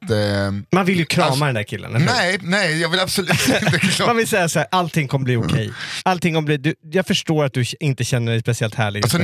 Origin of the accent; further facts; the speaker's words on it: Greenwich, Connecticut, United States; jag bodde ute i Greenwich där jag växte upp. 45 minuter utanför med tåg